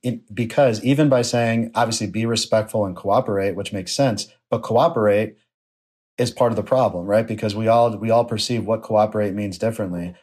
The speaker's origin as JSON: {"language": "English", "town": "Buffalo", "region": "New York", "country": "United States", "tie": "born or raised there", "said": "my hometown of Buffalo, New York"}